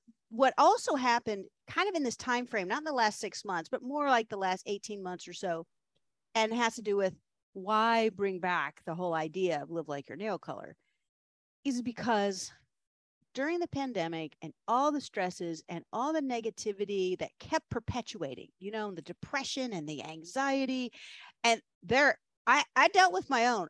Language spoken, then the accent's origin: English; Williamsburg, Virginia, United States; moved away as an adult; also born or lived in Richmond, Virginia; they were living in Williamsburg, Virginia, and that's my hometown